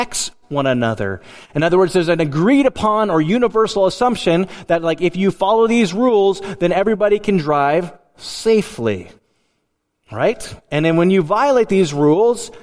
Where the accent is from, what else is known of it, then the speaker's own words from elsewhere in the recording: Willow, Alaska, United States; I grew up in Willow, Alaska.